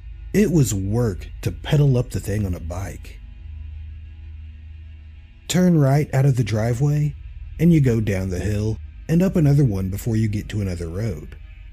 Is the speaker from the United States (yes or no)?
yes; Tennessee, United States; I grew up on the Tennessee-Alabama-Georgia border, west of Chattanooga. Not in the sticks, but definitely a rural area.